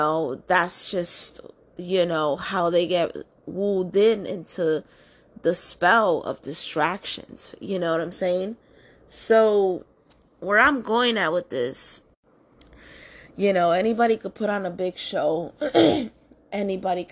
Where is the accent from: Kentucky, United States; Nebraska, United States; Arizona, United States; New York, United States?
New York, United States; New York City; I'm born and raised in New York City